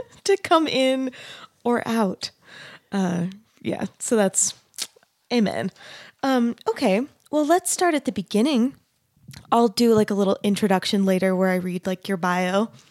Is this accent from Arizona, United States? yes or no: yes; Arizona, United States; moved away; I grew up in Arizona